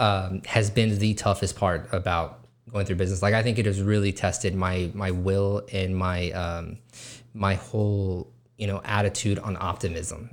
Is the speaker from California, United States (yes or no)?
no; Weslaco, Texas, United States; West Laco is my hometown